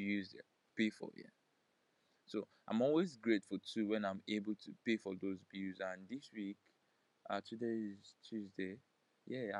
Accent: Nigeria; I'm a Nigerian

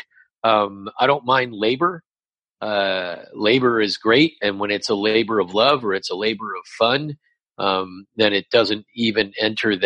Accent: Los Angeles, California, United States; moved away as an adult; also born or lived in Humboldt State University, California; now in New York, United States; I'm born and raised in Los Angeles, in the San Fernando Valley, El Camino Real High School graduate

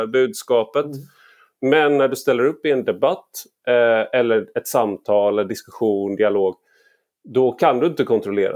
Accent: Gothenburg, Västra Götaland, Sweden; jag är göteborgare i grunden

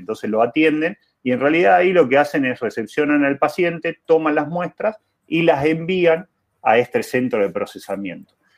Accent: Jujuy, Argentina; moved away; also born or lived in Buenos Aires; Yo soy jujeño, orgulloso de ser jujeño, nacido y criado en Jujuy, eh, emigrante a Buenos Aires

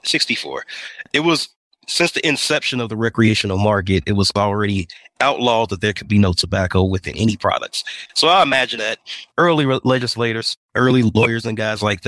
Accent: Indiana, United States; moved away as an adult; also born or lived in Atlanta, Georgia; now in Denver, United States; I'm from Indiana. I'm from the Midwest.

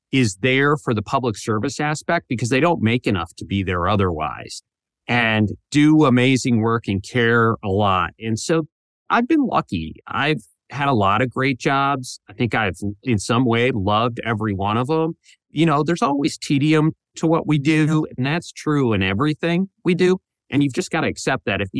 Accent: Toledo, Ohio, United States; Yeah, I'm from Toledo, which is northern Ohio, but oh, close enough, right?

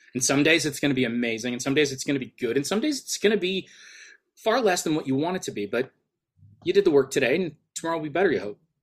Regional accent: an hour away from Detroit, Michigan, United States; basically grew up in, for, give or take, an hour away from Detroit.

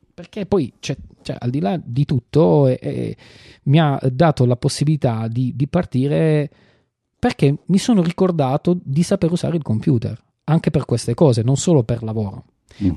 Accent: Apulia, Italy; io sono pugliese

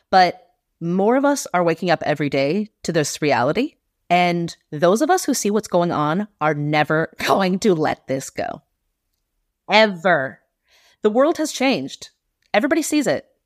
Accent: United States; now in Netherlands; I speak about Israel because I'm an American Jew, but I will not let Britain off the hook. And, and I live in the Netherlands.

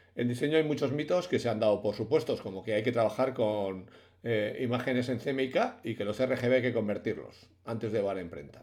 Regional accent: Bilbao, Basque Country, Spain; yo soy de Bilbao y somos sur de Europa

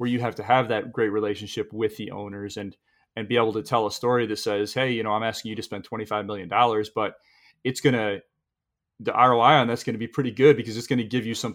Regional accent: Midland County, Michigan, United States; I grew up in Midland County, Michigan, probably 10 miles from SMI

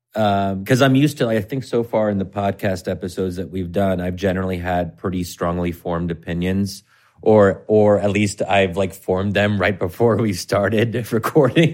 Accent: United States; I'm American

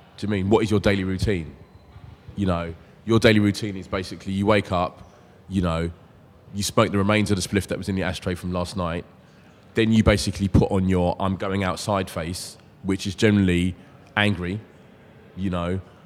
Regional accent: London, United Kingdom; I'm growing up in South London

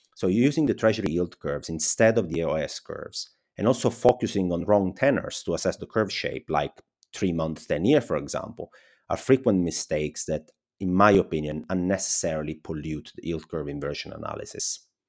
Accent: Italy; accent: Italian; English is a second language; my Italian accent

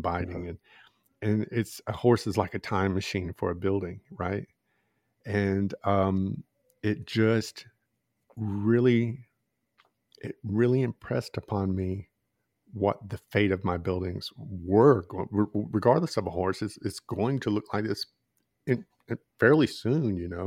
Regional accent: Georgia, United States; I'm from the South, you know, grew up in Georgia

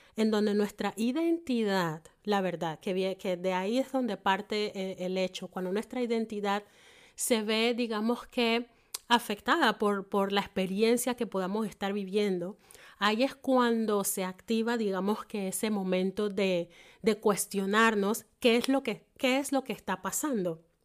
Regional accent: Panama; now in Germany; en mi caso, soy panameña

